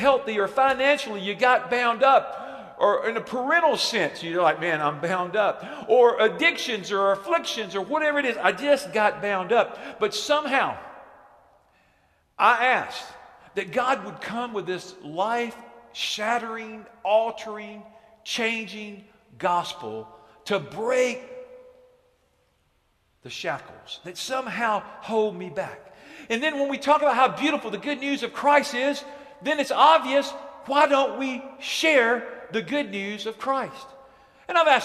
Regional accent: Alabama, United States; moved away; I'm from Alabama

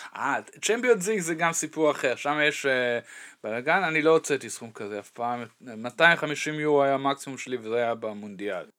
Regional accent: Dortmund, North Rhine-Westphalia, Germany; moved away; אני גדלתי ליד המקום הזה

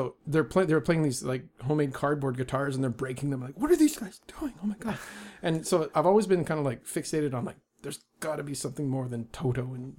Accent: Vancouver, British Columbia, Canada; born there; I was born a 5-minute walk from this house we're in right now. This is the Vancouver General Hospital.

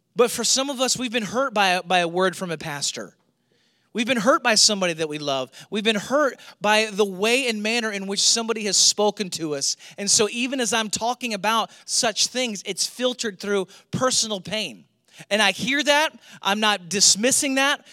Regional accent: St. Louis, Missouri, United States; moved away; I grew up in Saint Louis

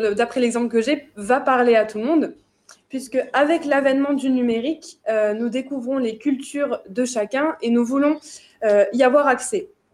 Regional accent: France; en tant que Français

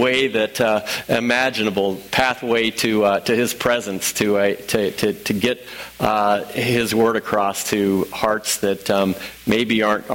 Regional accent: Illinois, United States; also born or lived in St. Louis; I'm from Illinois

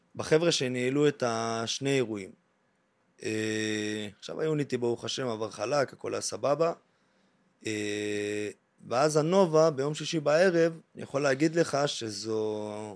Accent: Mevaseret Zion, Jerusalem District, Israel; now in Tel Aviv, Israel; אני בן 27, במקור ממבשרת ציון, עברתי לתל אביב

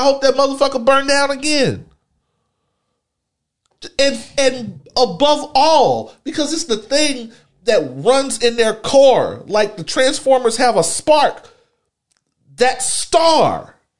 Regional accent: Houston, Texas, United States; I'm not from Sunnyside. I don't live in Sunnyside, but I come from Hiram Clark, Texas.

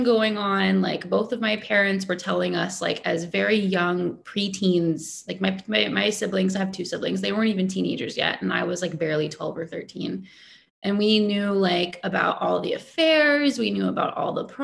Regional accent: Dallas, Texas, United States; moved away as an adult; now in Toronto, Canada; I grew up in Texas. In Texas. Dallas, Texas.

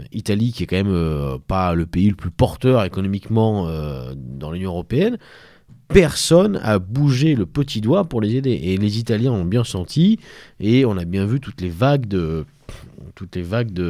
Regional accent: France; je suis français, ah, monsieur. Côté de la Bourgogne, euh, sud

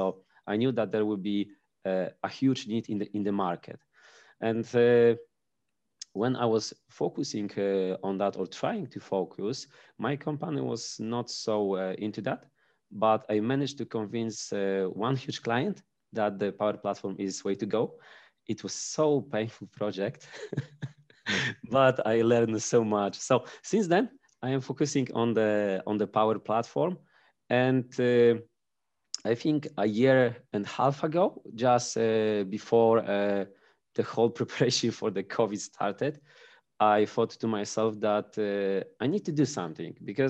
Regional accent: Pomeranian Voivodeship, Poland; English is a second language

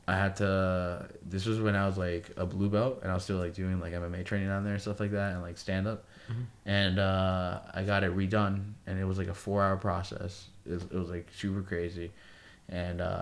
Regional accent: Miami, Florida, United States; I'm from Miami

